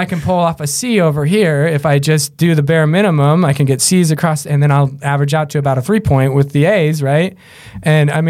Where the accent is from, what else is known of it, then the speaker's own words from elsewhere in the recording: Grimes, Iowa, United States; also born or lived in Des Moines, Iowa; I grew up in Grimes, and then my dad's worked at Drake University for over 40 years now. So I grew up on the Drake campus